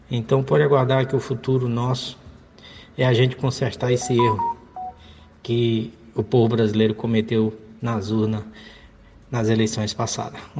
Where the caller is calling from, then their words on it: Rio de Janeiro, Brazil; Sou aqui do Rio de Janeiro